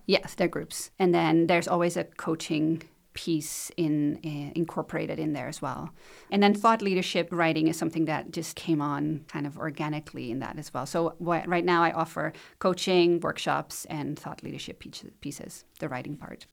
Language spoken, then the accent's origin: English; Netherlands; moved away as an adult; now in Shelburne, Canada; I was born in the Netherlands, grew up there